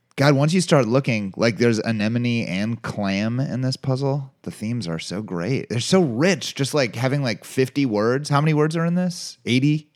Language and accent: English; Cincinnati, Ohio, United States; I grew up in Cincinnati, and that's at Kings Island